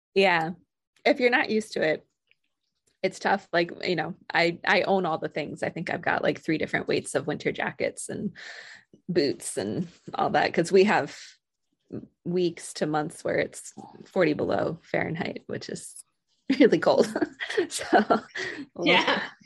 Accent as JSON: {"language": "English", "region": "Vermont", "country": "United States", "tie": "born or raised there", "also_born_or_lived": "Colorado / Vienna, Austria / Georgia", "moved": "as an adult", "lives_now": "Alaska, United States", "said": "I grew up in Vermont."}